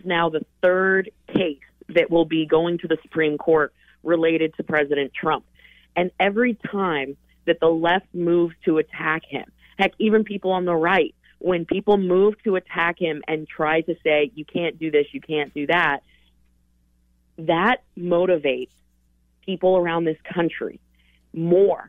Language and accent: English; Colorado, United States; born or raised there; moved away